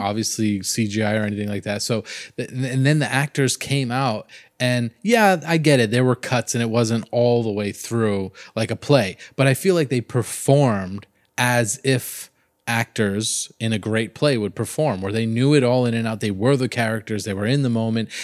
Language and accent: English; Miami area, Florida, United States; I come from Florida and a lot, in Miami area